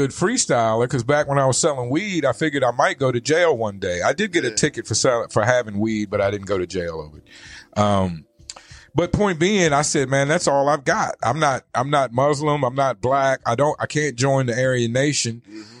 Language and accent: English; East Coast, United States; You know, I grew up on the East Coast, we had Filipinos and Puerto Ricans